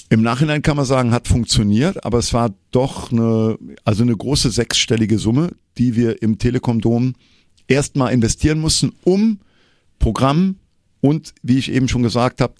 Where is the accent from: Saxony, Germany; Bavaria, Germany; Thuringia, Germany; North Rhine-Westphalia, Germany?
North Rhine-Westphalia, Germany; Troisdorf; Ich gehe bei mir, ich komme ja aus Troisdorf, immer in Troisdorf-Siegler, wo ich herkomme, auf meine Sitzungen.